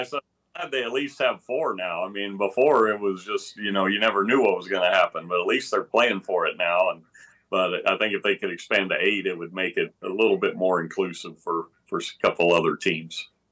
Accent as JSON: {"language": "English", "region": "Texas", "country": "United States", "tie": "born or raised there", "said": "growing up in Texas, it was a running back state back, back when I was in high school in the mid eighties"}